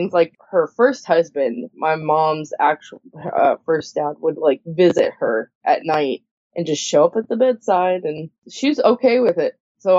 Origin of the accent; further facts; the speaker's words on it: Indiana, United States; moved away as an adult; now in Kentucky, United States; I grew up in Indiana, but I've lived here now for 12 years.